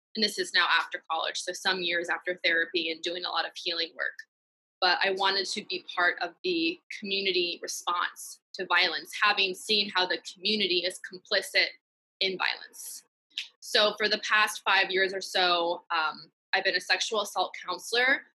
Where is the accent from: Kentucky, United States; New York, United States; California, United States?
California, United States; Piedmont; I was born and raised in the Bay Area and specifically a town called Piedmont in the East Bay